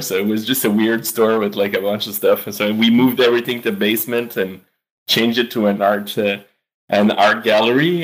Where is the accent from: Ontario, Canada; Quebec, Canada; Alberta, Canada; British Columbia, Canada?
Quebec, Canada; Eastman; also born or lived in Montreal; I was born in Montreal, but I grew up in the townships called Eastman, close to Sherbrooke in Quebec